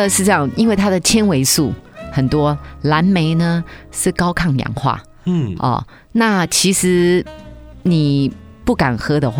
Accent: China; 因为我们中国人吃水果，尤其。大家都有一个习惯性惯性，都只吃几样水果。

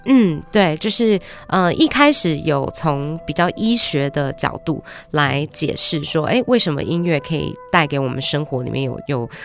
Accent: Australia; moved away as an adult; now in Taiwan; 我在台湾出生，七岁只是时候就跟爸爸妈妈移民到澳洲

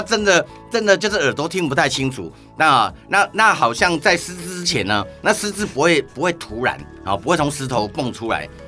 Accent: Chiayi County, Taiwan; now in Taipei, Taiwan; 那人在台北，可是我老家在嘉义啊

